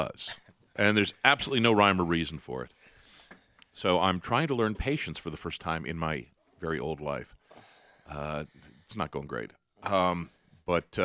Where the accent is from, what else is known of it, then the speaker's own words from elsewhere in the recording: Denver, Colorado, United States; also born or lived in New York City / Boca Raton / Lafayette, Colorado; I was raised in Denver and really never saw myself leaving it